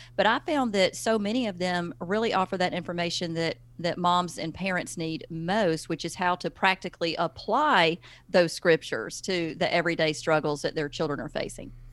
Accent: the South, United States; accent: Southern; now in Alabama, United States; I'm from the South. You cannot hide Southern. I live in Alabama.

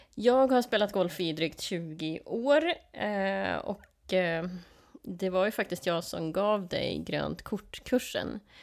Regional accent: Sweden

